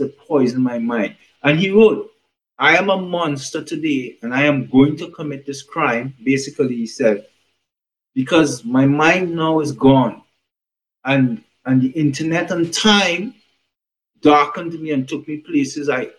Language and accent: English; Trinidad & Tobago; I was born in the Caribbean, in Trinidad to be specifically.